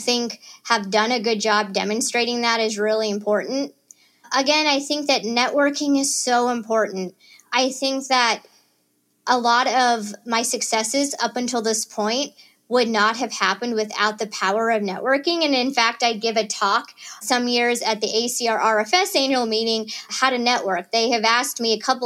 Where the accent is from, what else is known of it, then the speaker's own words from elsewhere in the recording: Chillicothe, Missouri, United States; moved away as an adult; also born or lived in Boston; now in Kansas City, United States; growing up in Northwest Missouri